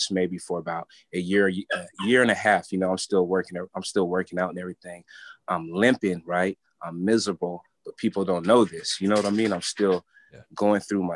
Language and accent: English; San Diego, California, United States; I'm from San Diego, California